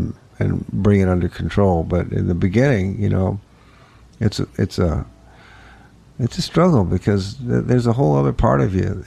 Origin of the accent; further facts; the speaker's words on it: New Orleans, Louisiana, United States; moved away; New Orleans